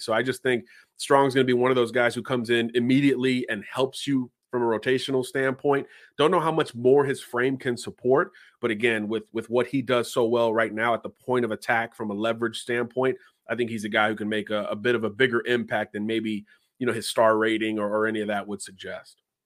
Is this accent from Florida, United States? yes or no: yes; Florida, United States; my home state of Florida